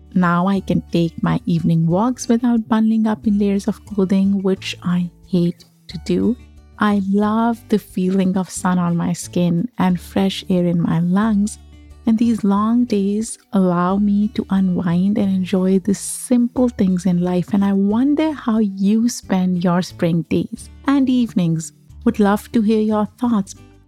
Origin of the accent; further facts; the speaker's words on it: Pakistan; and how I feel about so many things that in a way were tabooed discussing or exploring as I was growing up in Pakistan.